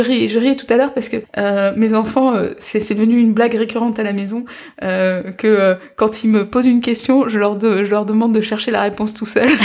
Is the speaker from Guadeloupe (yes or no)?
yes; Guadeloupe; now in France; je suis de Guadeloupe